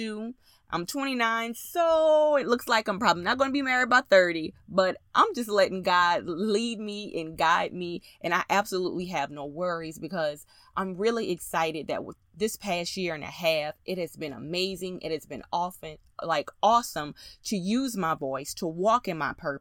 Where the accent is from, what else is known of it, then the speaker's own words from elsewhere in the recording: Louisiana, United States; me being a Southern girl and from Louisiana